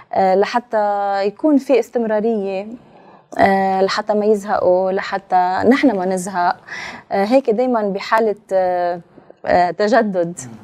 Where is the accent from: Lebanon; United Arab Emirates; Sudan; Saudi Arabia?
Lebanon; نحن كلبنانيه اكيد عشنا شيء مش حلو ابدا يعني ببلدنا